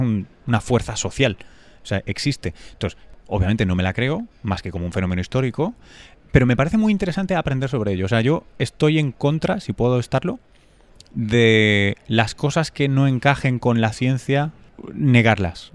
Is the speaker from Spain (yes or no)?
yes; Spain; moved away; also born or lived in New York; yo soy español